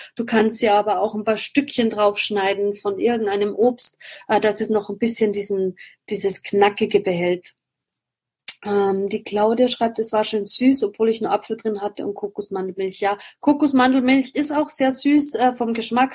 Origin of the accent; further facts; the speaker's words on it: Austria; bei uns in Österreich